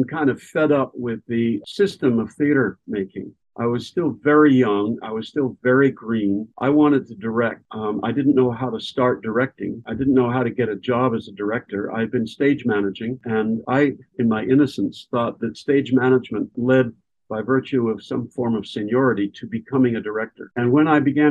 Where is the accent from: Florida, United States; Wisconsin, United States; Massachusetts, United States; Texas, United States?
Massachusetts, United States; Western; moved away as an adult; now in East Tennessee, United States; I come from Western Massachusetts in the rural part of Massachusetts and have an affection for the East Coast mountains, the whole range, and have always lived in that sphere